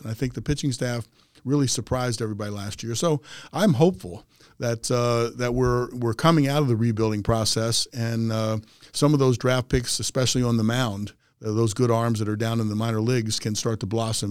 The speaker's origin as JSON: {"language": "English", "town": "Aberdeen", "region": "Maryland", "country": "United States", "tie": "born or raised there", "said": "I grew up a kid in Aberdeen, which is about thirty miles outside of Baltimore, up ninety-five"}